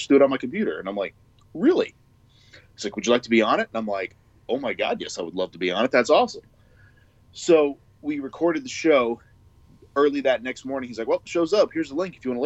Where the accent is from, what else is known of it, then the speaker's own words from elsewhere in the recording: Oklahoma, United States; moved away as an adult; also born or lived in Missouri / Florida; I moved back to Oklahoma, which is my home state, but I had lived in Missouri before that for about 5 years. And I moved there at 21